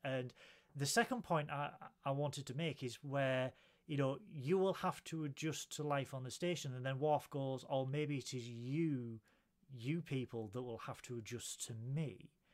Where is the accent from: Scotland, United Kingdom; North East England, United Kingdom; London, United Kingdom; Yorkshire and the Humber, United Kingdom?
North East England, United Kingdom; Middlesbrough; I'm a duck from Middlesbrough